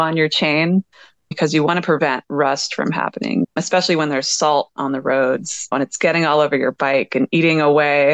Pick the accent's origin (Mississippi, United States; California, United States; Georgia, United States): Georgia, United States; Atlanta; also born or lived in Philadelphia / Utah; now in Los Angeles, United States; I grew up in Atlanta. I've lived in Philly. I've lived in Utah. I've lived